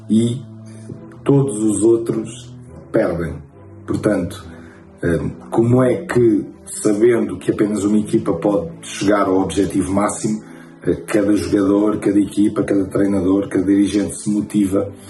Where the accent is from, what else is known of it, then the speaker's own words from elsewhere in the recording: Angola; now in Portugal; e eu que não, não nasci em Portugal, vim de Angola, é que Portugal são as pessoas.